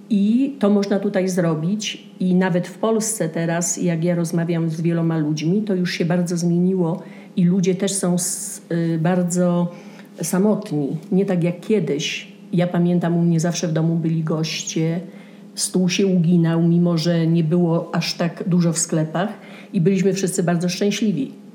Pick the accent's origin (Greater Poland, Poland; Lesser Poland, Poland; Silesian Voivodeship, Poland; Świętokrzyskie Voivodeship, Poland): Silesian Voivodeship, Poland; Częstochowa; moved away as an adult; also born or lived in Kraków / New Jersey; now in Santa Fe, United States; Ja jestem z Częstochowy.